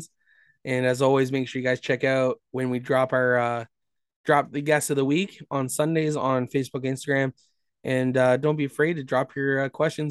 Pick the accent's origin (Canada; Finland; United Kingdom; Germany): Canada; Brampton, Ontario; I'm from Brampton area, just north of Brampton.